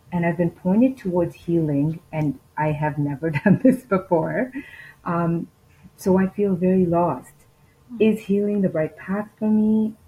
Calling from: Toronto, Ontario, Canada; Hi, Marie. … from Toronto.

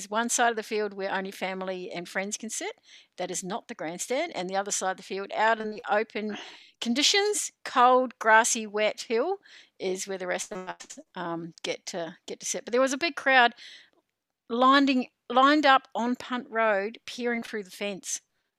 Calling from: Victoria, Australia; I'm coming to you from Wurundjeri country in the Eastern Kulin Nation.

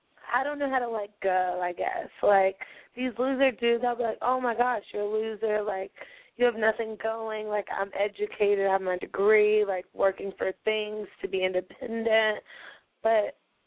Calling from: Charlotte, North Carolina, United States; I'm 25 years old, and I live in Charlotte, North Carolina.

